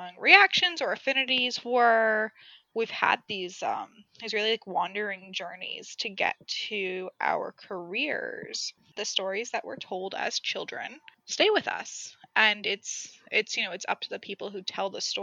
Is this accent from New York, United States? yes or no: yes; Mamaroneck, New York, United States; I grew up in the Mamaroneck